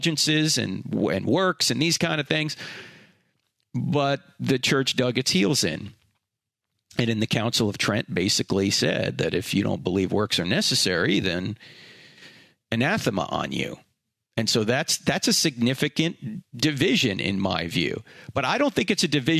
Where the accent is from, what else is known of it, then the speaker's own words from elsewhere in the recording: New Jersey, United States; moved away; I was brought up in the Roman Catholic Church. I went to Catholic high school. It's because I'm from New Jersey